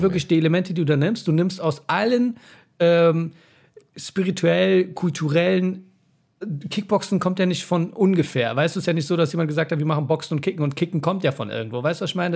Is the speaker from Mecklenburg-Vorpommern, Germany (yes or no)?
no; Berlin, Germany; bei uns in Neukölln